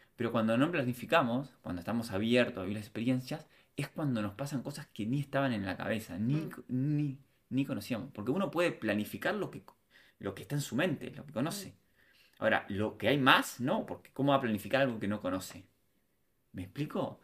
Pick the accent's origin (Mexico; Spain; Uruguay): Uruguay; Montevideo; moved away as an adult; Yo nací en Uruguay, me en Montevideo